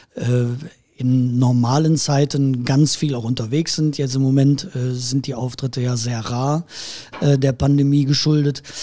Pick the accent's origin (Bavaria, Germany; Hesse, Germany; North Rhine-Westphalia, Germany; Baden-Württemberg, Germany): North Rhine-Westphalia, Germany; Erkelenz; accent: Erkelenz-Heinsberg dialect; meine Heimat ist und bleibt Erkelenz